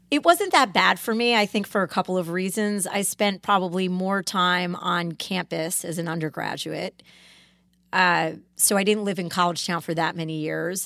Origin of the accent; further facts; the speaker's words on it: Greenwich, Connecticut, United States; I grew up in Cascade, which is a part of Greenwich, Connecticut